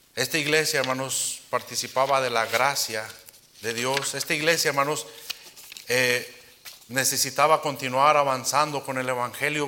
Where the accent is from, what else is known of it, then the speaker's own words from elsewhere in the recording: Uruapan, Michoacán, Mexico; soy de Uruapan